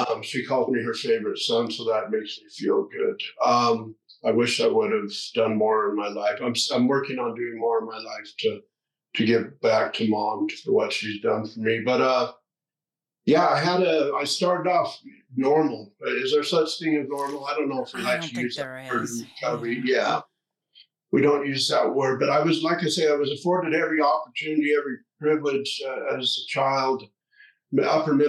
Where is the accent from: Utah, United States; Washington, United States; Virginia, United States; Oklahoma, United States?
Utah, United States; Sandy; I'm from Utah, started off in a small subdivision or a small town in Salt Lake called Sandy.